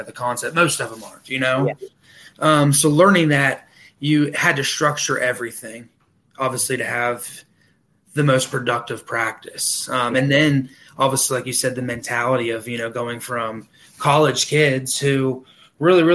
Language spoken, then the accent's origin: English; Parkersburg, West Virginia, United States; also born or lived in Chicago / Wood County; I was originally born in Chicago. I transferred to West Virginia when I was real young and kind of basically grew up here in the state of West Virginia. Grew up in Work County originally and then transferred into Parkersburg.